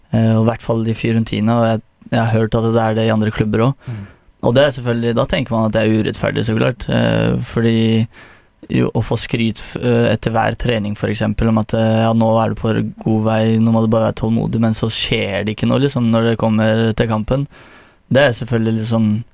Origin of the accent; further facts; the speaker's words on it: Porsgrunn, Vestfold og Telemark, Norway; jeg vokste opp i Herøya